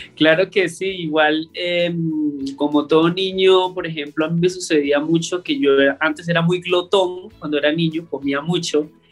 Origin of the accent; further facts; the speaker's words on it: northern La Guajira, Colombia; also born or lived in Riohacha, Colombia; now in Bogotá, Colombia; yo soy del norte de La Guajira, eh, colombiana, y cuando me mudé a Riohacha